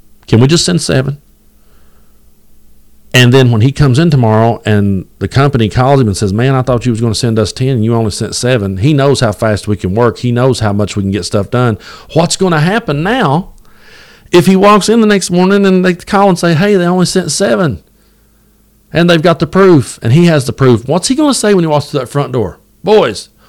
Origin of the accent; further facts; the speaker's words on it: Southeast Kentucky, United States; I grew up in Southeast Kentucky